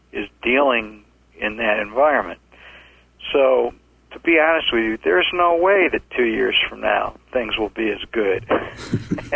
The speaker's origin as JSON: {"language": "English", "town": "Cleveland", "region": "Ohio", "country": "United States", "tie": "born or raised there", "also_born_or_lived": "Chicago, Illinois", "moved": "yes", "lives_now": "Atlanta, United States", "said": "Born in Chicago, grew up in Cleveland, Ohio, came to Atlanta in 1974"}